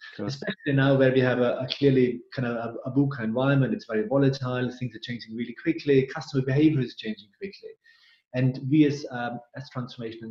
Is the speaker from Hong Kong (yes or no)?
no; Austria; English is a second language; moved away as an adult; also born or lived in England; now in United Kingdom; As you can hear, I'm originally from Austria, not from UK. But I call now England my home. 16 years now kind of here in UK